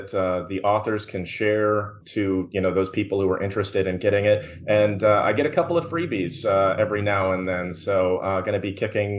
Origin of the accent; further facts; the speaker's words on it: Bountiful, Utah, United States; moved away as an adult; now in Tucson, United States; I'm born and raised in Bountiful, Utah, so really close to you guys.